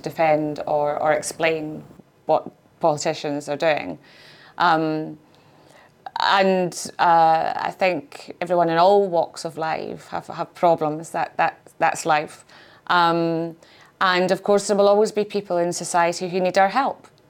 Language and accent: English; Scotland, United Kingdom; being Scottish